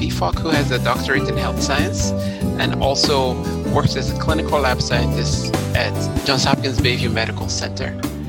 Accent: Nigeria; As you know, I grew up in Nigeria

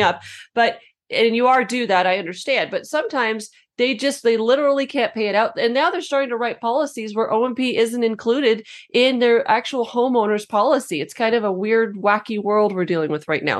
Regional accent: New Mexico, United States; I'm from New Mexico, we have a lot of stucco

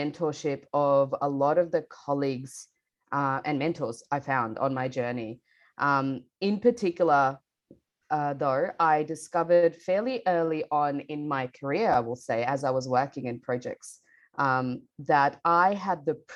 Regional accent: Bangladesh; now in Melbourne, Australia; I grew up in Bangladesh and I moved to Melbourne, Australia with my family about 12 years ago now

